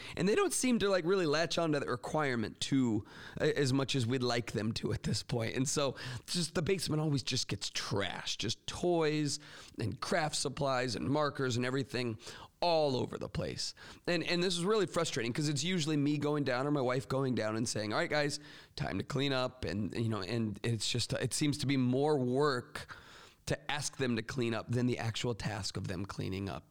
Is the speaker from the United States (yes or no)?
yes; Florida, United States; now in Michigan, United States; my home state of Florida